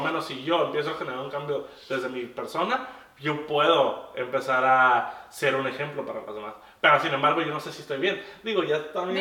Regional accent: Mexico; also born or lived in Tijuana; por el hecho de ser mexicano

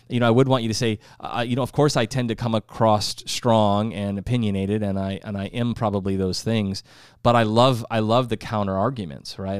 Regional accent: South Dakota, United States; moved away; I'm from South Dakota.

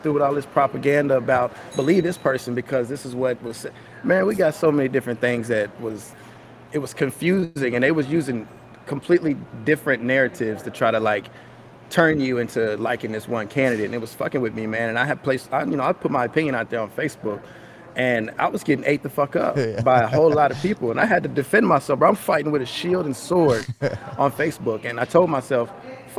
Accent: Nashville, Tennessee, United States; also born or lived in Gallatin, Tennessee / Hendersonville, Tennessee; I grew up in South Nashville, where I went to a school, Fall Hamilton.

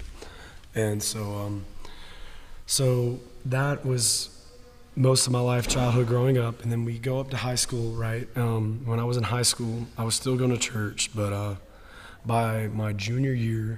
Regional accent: Woodstock, Georgia, United States; First Baptist Church of Woodstock, where I grew up my entire life

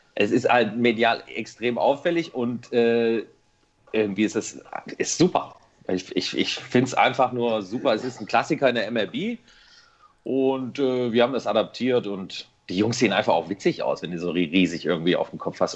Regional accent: Bielefeld, North Rhine-Westphalia, Germany; ich komme aus Bielefeld

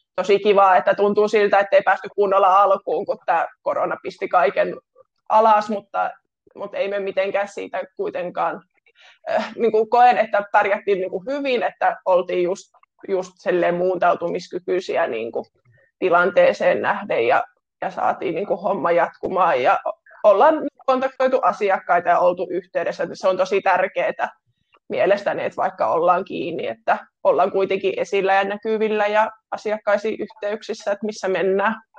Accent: Kitee, North Karelia, Finland; now in Lappeenranta, Finland; olen kotoisin Kiteeltä tuota Pohjois-Karjalasta ja tällä hetkellä asun täällä Lappeenrannassa

